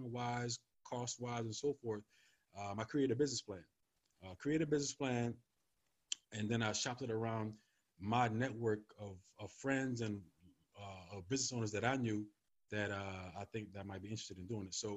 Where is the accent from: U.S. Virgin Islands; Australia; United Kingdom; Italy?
U.S. Virgin Islands; moved away as an adult; also born or lived in California; now in Virginia, United States; I'm originally from St. Thomas, from the Virgin Islands